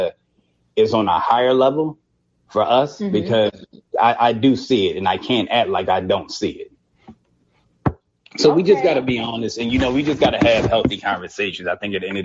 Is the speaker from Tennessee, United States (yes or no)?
no; Philadelphia, Pennsylvania, United States; I'm from Philadelphia, and I know just being from there